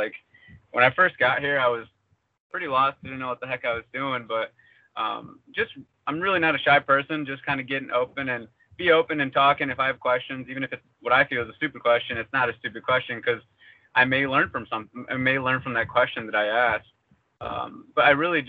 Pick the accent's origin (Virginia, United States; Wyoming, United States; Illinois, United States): Illinois, United States; La Salle; I'm actually from the La Salle, Peru area